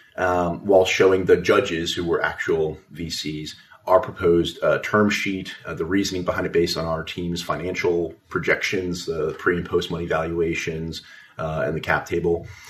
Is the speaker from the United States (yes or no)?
yes; Las Vegas, Nevada, United States; also born or lived in Nashville; now in Washington, D.C., United States; I'm originally from Las Vegas, Nevada, uh, but I do call Washington D.C. home now